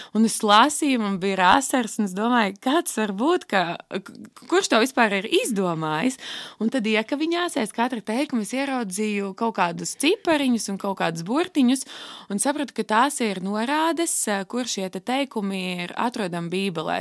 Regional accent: Riga, Latvia; esmu no Rīgas, tur arī esmu pavadījusi visu savu dzīvi jau no pašas bērnības

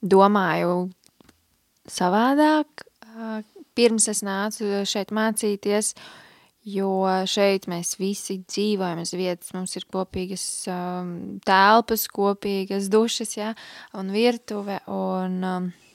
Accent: Liepāja, Kurzeme, Latvia; es nāku no Liepājas, esmu uzaugusi piecbērnu ģimenē

